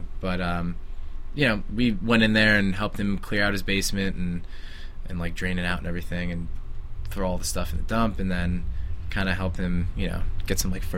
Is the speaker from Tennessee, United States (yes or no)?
no; New Jersey, United States; I'm from New Jersey